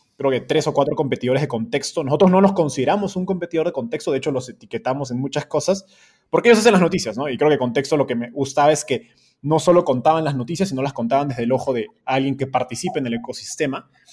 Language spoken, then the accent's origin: Spanish; Peru; moved away as an adult; now in Mexico; yo soy de Perú, pero radicado en México